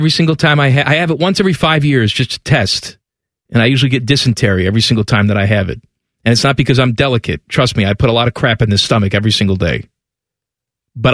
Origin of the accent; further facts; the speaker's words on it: Chicago, Illinois, United States; Growing up in Chicago